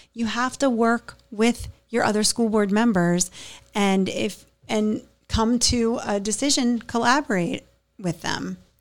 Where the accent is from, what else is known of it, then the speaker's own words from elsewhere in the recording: Pittsburgh, Pennsylvania, United States; now in Hammonton, United States; I'm from Pittsburgh